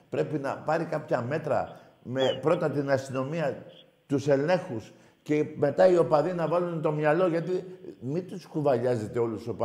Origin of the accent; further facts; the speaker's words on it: Greece; Εύχομαι σαν Έλληνας είναι κρίμα για την αγάπη των ομάδων μας να χάνουμε τη ζωή μας.